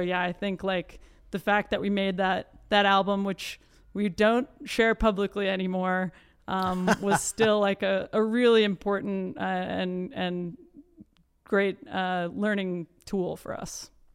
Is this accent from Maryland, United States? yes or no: no; Iowa City, Iowa, United States; born and raised in Iowa City, Iowa